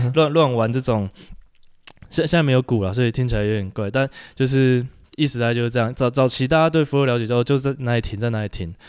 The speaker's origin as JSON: {"language": "Chinese", "region": "Taipei", "country": "Taiwan", "tie": "born or raised there", "also_born_or_lived": "Tainan", "said": "我在台北长大的"}